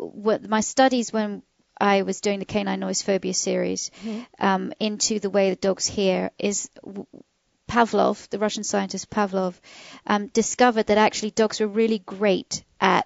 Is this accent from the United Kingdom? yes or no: yes; United Kingdom; moved away; We British